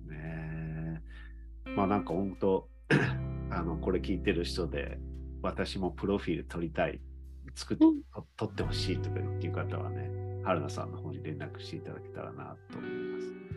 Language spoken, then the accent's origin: Japanese; Fukuyama, Hiroshima, Japan; moved away; also born or lived in Tokyo; 2020年からね、広島に戻ってきて、福山に戻ってきた来たんですけど